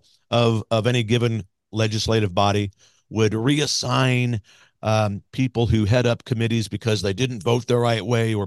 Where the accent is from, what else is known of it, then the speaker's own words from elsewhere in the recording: Grandview, Missouri, United States; moved away; I grew up in Grandview